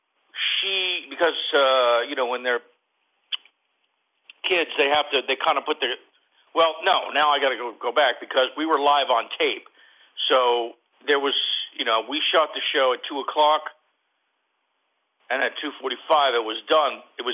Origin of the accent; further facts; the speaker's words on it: New York, United States; born there; moved away as an adult; now in Los Angeles, United States; Well, let's see, you know, I was born in New York, moved to Hollywood as soon as I heard about it, came here at 20, turned 21 on Dino's on Sunset Strip